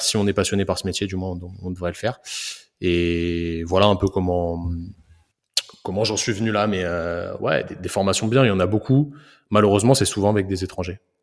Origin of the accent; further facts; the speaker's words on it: Paris, Île-de-France, France; moved away as an adult; now in Rennes, France; je viens de Paris. Je suis un, je suis un petit banlieusard qui a fait. qui a fait ses études de kiné à Rennes